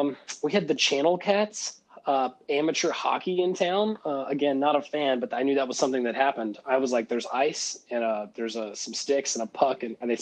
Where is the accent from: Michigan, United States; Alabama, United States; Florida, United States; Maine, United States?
Alabama, United States; now in Tennessee, United States; I was raised on Braves baseball because that's all we had. We have no professional teams in Alabama.